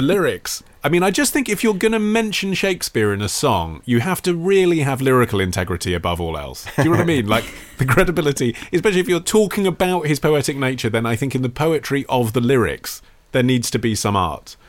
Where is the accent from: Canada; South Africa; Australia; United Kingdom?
United Kingdom; as a Brit